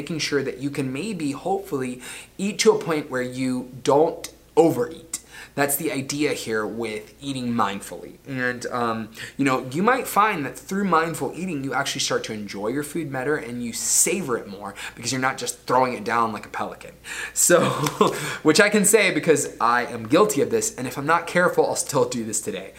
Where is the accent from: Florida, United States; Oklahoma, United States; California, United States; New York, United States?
Florida, United States; the town that I grew up in Florida